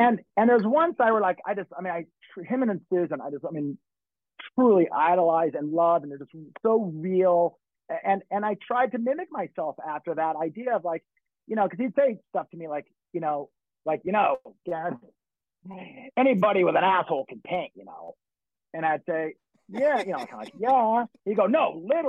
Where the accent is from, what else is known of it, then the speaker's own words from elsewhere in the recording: Los Angeles, California, United States; I grew up in Hollywood and I'm in the club scene since, you know, my teen, young teen